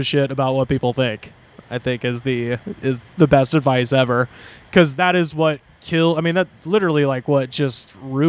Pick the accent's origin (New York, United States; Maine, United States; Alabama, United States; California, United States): Alabama, United States; Auburn; moved away as an adult; Waverly, which is this little town outside of Auburn where I'm from.